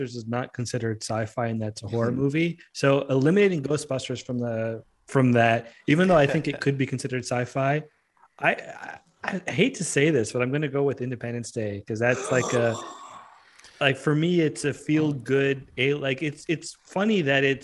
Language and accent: English; Canada; as a Canadian